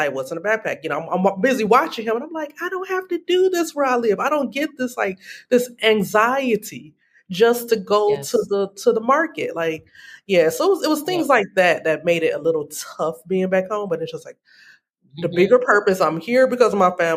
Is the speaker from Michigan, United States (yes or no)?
yes; Detroit, Michigan, United States; moved away as an adult; also born or lived in Chicago / South Korea; now in Oman; I'm a Michigander from the D.